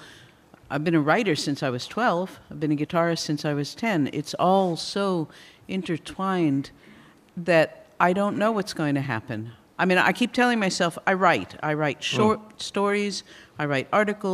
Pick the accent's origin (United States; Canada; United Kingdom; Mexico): United States; I'm American